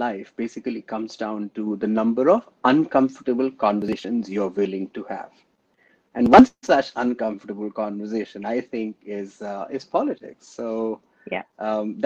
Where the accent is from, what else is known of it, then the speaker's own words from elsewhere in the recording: India; now in London, United Kingdom; As an Indian